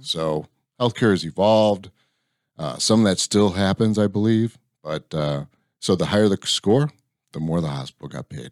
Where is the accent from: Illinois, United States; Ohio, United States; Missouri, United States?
Illinois, United States; Lansing; moved away as an adult; also born or lived in Valparaiso, Indiana; now in Texas, United States; So I grew up on the south side of Chicago